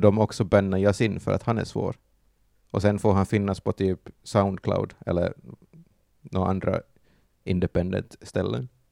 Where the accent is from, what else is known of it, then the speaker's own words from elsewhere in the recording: Järby, Finland; jag är en liten finsk pojk från Järby